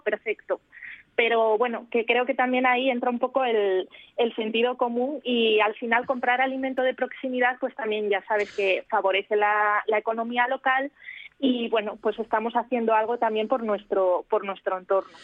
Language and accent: Spanish; Spain; Nosotros en España